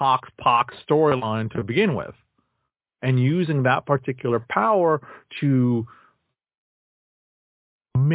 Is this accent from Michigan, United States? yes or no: no; New York, United States; As a New Yorker